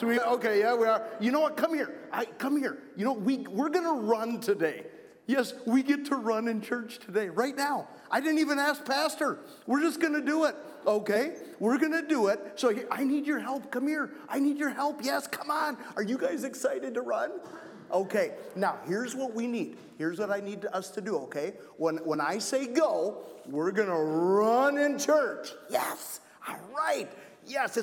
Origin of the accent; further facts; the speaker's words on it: Wausau, Wisconsin, United States; I grew up in Wausau, out at St. John's, pretty old school, pretty conservative church